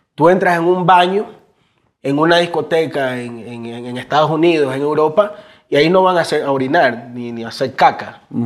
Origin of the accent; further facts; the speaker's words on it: Guayaquil, Guayas, Ecuador; nosotros somos de la Tulcán y la B, por la entrada de la Boca del Diablo, Cristo el Consuelo, un barrio muy aliñado